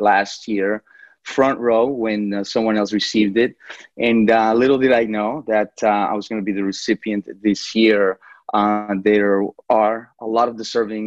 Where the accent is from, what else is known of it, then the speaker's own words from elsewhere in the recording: New York City, New York, United States; moved away as an adult; also born or lived in Colombia; now in Jacksonville, United States; I was actually born in Colombia, in South America, and I grew up in New York City.